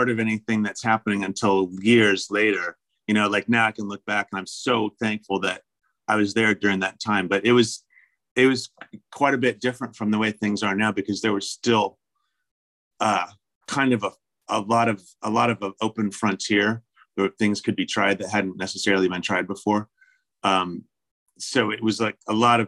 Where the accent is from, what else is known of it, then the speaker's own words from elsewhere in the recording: Kansas, United States; moved away as an adult; also born or lived in New York / San Francisco, California / Virginia; now in Richmond, Virginia, United States; growing up in Kansas, I didn't really travel anywhere